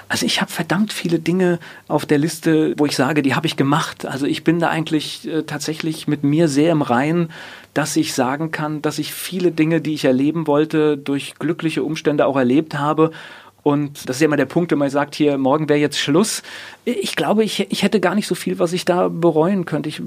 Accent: Kamen, North Rhine-Westphalia, Germany; born there; ich bin in einer herrlichen Bergbaustadt geboren, die heißt Carmen.

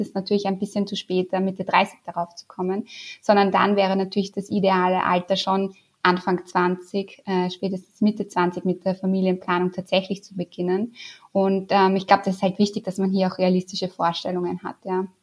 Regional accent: Austria; accent: Austrian; also born or lived in Vienna; Das kann ich wahrscheinlich nicht verstecken, meinen österreichischen Akzent

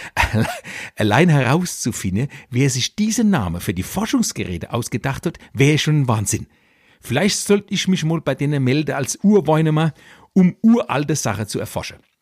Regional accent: Electoral Palatinate, Kurpfalz, Germany; also born or lived in Weinheim; als Kurpfälzer Kabarettist

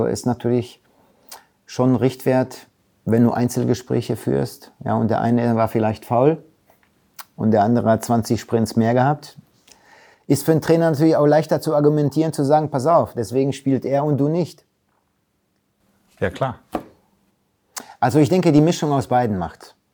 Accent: Recklinghausen, North Rhine-Westphalia, Germany; aber meine Heimat ist natürlich Recklinghausen. Da bin ich groß geworden. Da habe ich immer noch meinen besten Freund aus, äh, aus meinem ersten Verein Blau-Weiß-Post Recklinghausen.

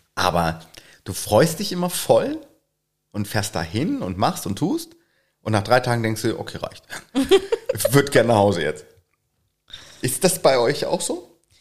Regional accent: Northern Germany, Germany; bei uns im Norden

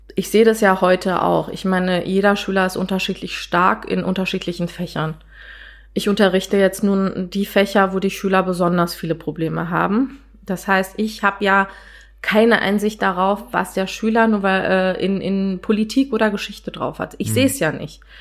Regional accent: Berlin, Germany; Ich bin gebürtige Deutsche, eigentlich gebürtige Berlinerin und habe türkische Wurzeln

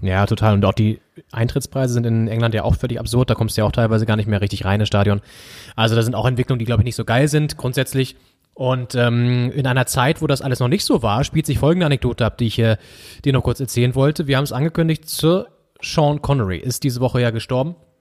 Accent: Northern Germany, Germany; uns natürlich als Norddeutsche

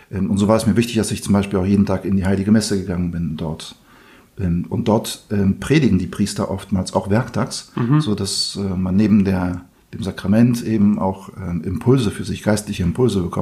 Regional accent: Poland; German is a second language; sondern in Polen, in meiner Heimat. Ich habe meine Schwester besucht, die in der Nähe von Danzig wohnt, in Sopot.

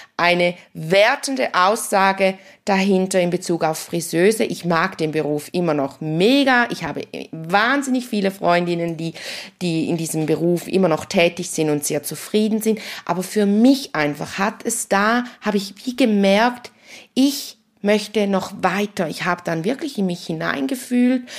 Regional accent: St. Gallen, Switzerland; bei uns in St. Gallen

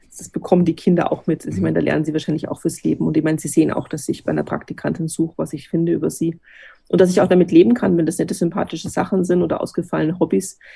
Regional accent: Bavaria, Germany; also born or lived in Bad Reichenhall; bei uns in Bayern

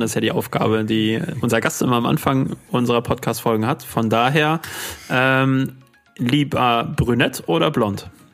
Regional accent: Unna, North Rhine-Westphalia, Germany; born or raised there

